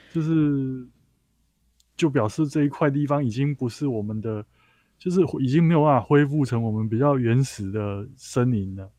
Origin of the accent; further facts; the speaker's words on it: Taichung, Taiwan; 像我的故乡台中